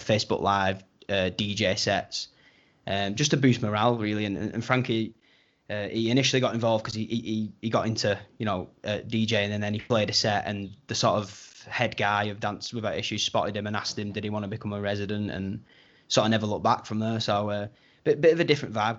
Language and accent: English; Wigan, North West England, United Kingdom; we're from Wigan